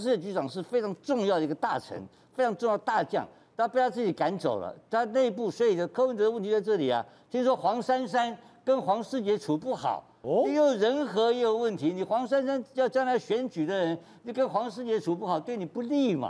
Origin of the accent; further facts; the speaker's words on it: Taipei, Taiwan; 那个虎林， 虎林街那个地方啊， 是我长大的地方